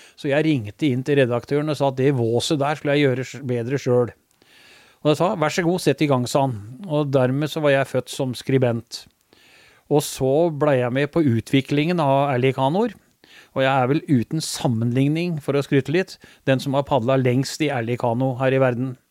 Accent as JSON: {"language": "Norwegian", "town": "Skien", "region": "Telemark", "country": "Norway", "tie": "born or raised there", "also_born_or_lived": "Mjøndalen", "said": "for oss som er født og oppvokst i Skien"}